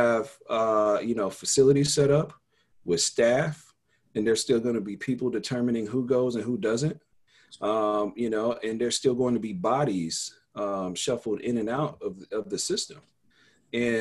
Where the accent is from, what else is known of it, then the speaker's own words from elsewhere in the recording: Denver, Colorado, United States; I grew up in Denver